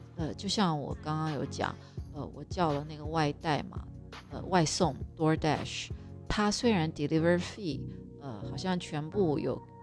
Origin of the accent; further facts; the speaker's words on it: Taiwan; moved away; 我们台湾人也是非常 有礼貌的，我们是有我们的习俗